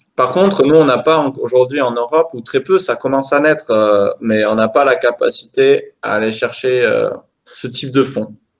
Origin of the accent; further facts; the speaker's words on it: the South-West, south-west France, France; chez nous dans le Sud-Ouest